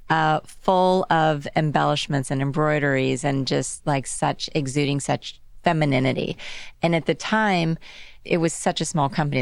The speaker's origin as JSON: {"language": "English", "town": "Dallas", "region": "Texas", "country": "United States", "tie": "born or raised there", "also_born_or_lived": "Los Angeles / London / New York City", "moved": "as an adult", "said": "I grew up in Dallas"}